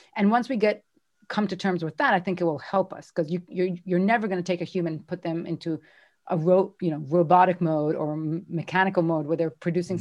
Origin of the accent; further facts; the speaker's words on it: Israel; moved away as an adult; I'm from Israel. I'm here on my own.